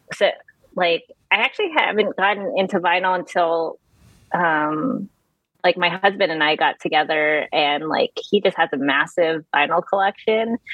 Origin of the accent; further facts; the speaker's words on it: California, United States; moved away as an adult; now in North Carolina, United States; I'm from California, and I moved to North Carolina three years ago, just before the pandemic